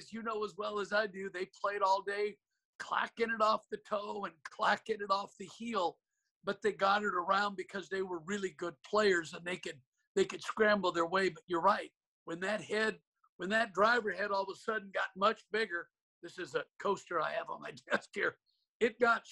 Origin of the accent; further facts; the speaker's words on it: Portland, Oregon, United States; I grew up in Portland with my father as my teacher